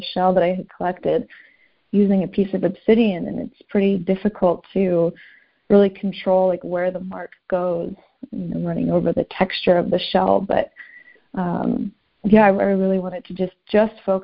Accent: Southern California, United States; now in St. Paul, United States; I'm from Southern California. That's where I grew up, and I grew up going to the beach

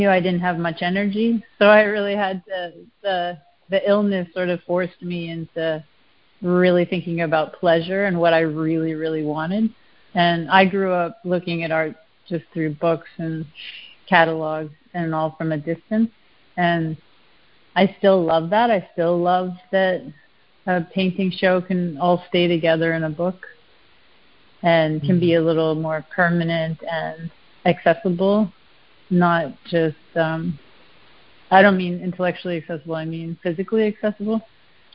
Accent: Canada; accent: Canadian; moved away; I always get called out for being Canadian when I say process

